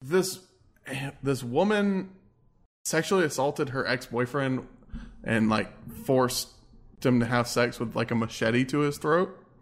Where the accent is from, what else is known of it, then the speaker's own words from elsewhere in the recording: Texas, United States; I'm from Texas